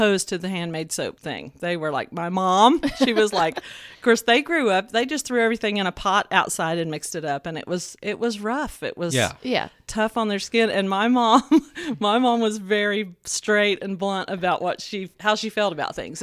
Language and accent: English; Tennessee, United States; accent: Southern; also born or lived in Glendale, California; when I was about 3 years old, they moved back. My dad went to work for Broderick's, the steel company, and I've lived here my whole life